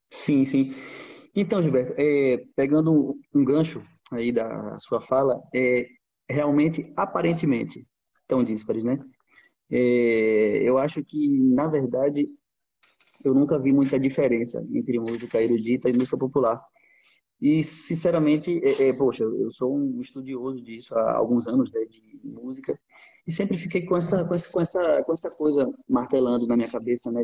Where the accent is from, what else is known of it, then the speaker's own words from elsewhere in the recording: Sergipe, Brazil; moved away as an adult; now in Portugal; a gente é brasileiro